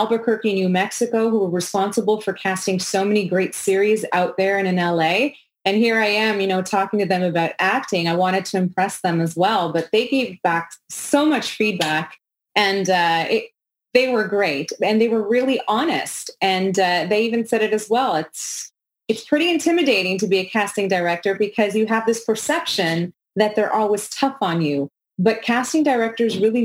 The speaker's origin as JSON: {"language": "English", "town": "Montreal", "region": "Quebec", "country": "Canada", "said": "I'm from Montreal, Quebec"}